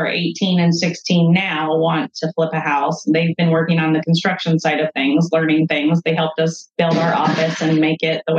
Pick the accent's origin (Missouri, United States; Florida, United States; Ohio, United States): Ohio, United States; Central; We focus mainly in Central Ohio and our hometown, or my hometown, I should say.